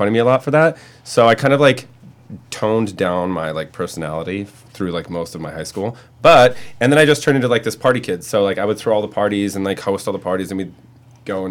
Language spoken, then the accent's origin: English; Montana, United States; born or raised there; moved away